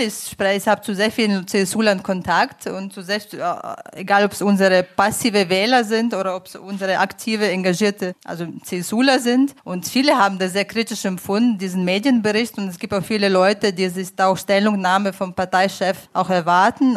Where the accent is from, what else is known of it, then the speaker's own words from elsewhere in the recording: Ukraine; moved away as an adult; now in Munich, Germany; Ich komme selbst aus der Ukraine